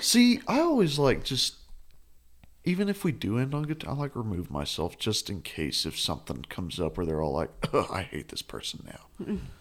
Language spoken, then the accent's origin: English; Perryton, Texas, United States; I'm from Perryton, Texas, which is about two hours, two and a half hours north.